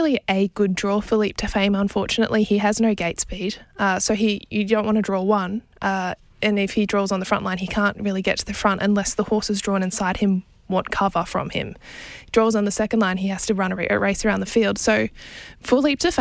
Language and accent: English; Queensland, Australia; As a Queenslander